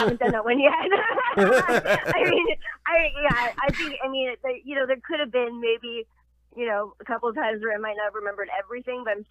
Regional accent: Los Angeles, California, United States; I'm an actual Valley girl. So I was raised in the Valley in Los Angeles.

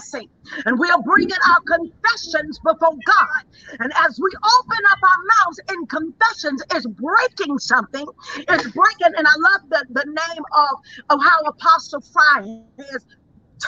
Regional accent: Dallas, Texas, United States; I am from Dallas, Texas. That's where I began.

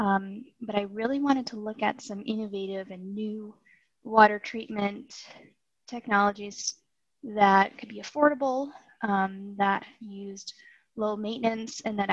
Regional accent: Massachusetts, United States; I was born and raised in Massachusetts

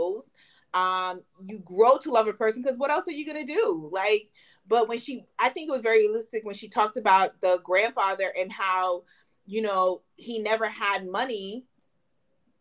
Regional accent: United States; I'm an American

